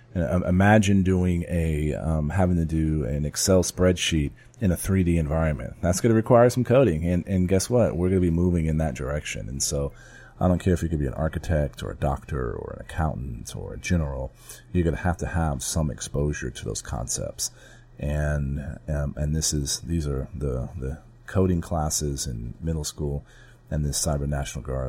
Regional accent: San Antonio, Texas, United States; my hometown

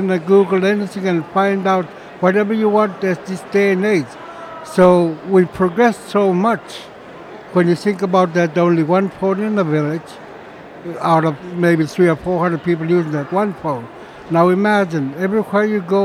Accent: Chevak, Alaska, United States; I'm from Chevak, which is out on the coast

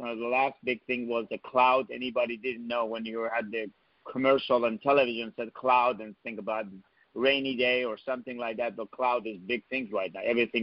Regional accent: New York, United States; moved away as an adult; now in Silicon Valley, United States; I'm a New Yorker and been here

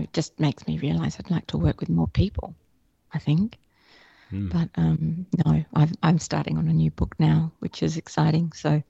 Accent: Australia; Oh, definitely.

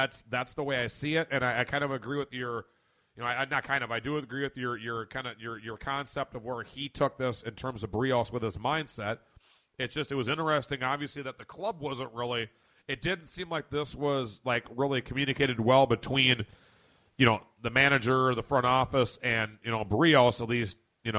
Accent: Puerto Rico; I really want to go play for Puerto Rico. I really want to go play for my home country.

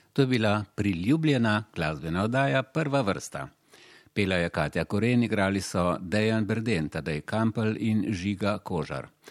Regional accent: Slovenia; smo Slovenci v tem smislu eh, preveč prijazni

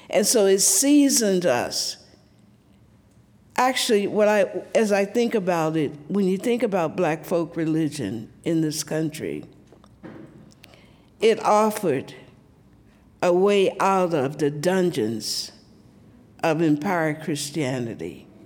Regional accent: the South, United States; So, as a little black girl growing up in the South, I was, I was in many ways precocious.

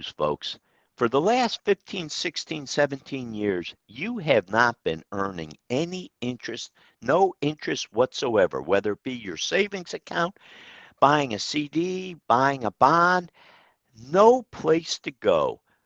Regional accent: Troy, New York, United States; my hometown of Troy

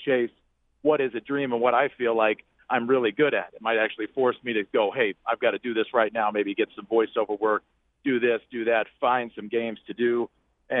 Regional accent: Texas, United States; also born or lived in Oklahoma; I'm from Texas, so all the games are, every high school everywhere is on and big deal

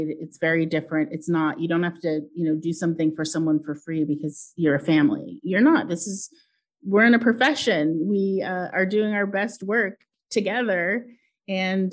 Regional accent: Portland, Oregon, United States; I grew up in Portland

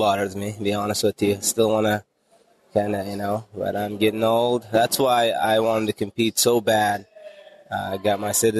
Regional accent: Uzbekistan; When we got our broke up

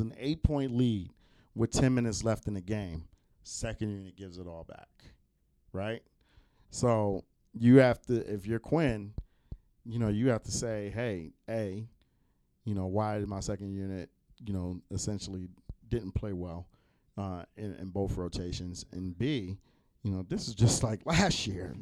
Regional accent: East Coast, United States; And I'm from the East Coast.

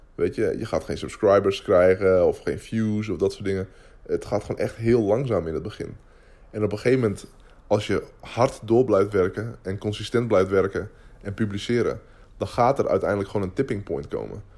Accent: Netherlands

